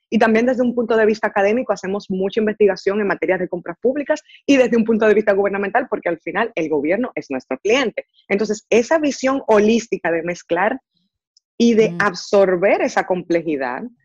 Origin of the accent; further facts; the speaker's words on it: Dominican Republic; moved away as an adult; now in Silicon Valley, United States; nací, crecí en República Dominicana, estudié en República Dominicana